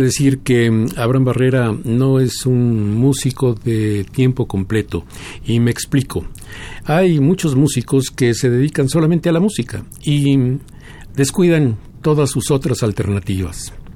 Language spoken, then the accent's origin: Spanish; Mexico; lo que somos los mexicanos